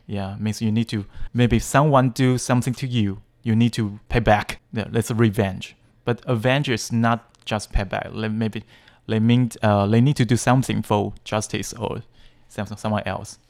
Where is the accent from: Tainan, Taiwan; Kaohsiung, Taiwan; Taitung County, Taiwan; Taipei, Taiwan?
Taipei, Taiwan; English is a second language; I was born in Taipei.